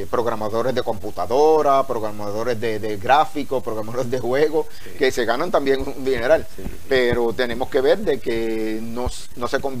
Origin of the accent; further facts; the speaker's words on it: Utuado, Puerto Rico; este es mi pueblo, Utuado.